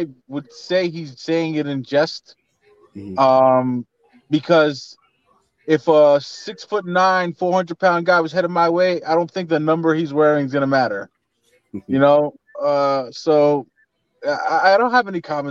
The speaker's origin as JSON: {"language": "English", "town": "New York City", "region": "New York", "country": "United States", "tie": "born or raised there", "said": "I'm from Bed-Stuy"}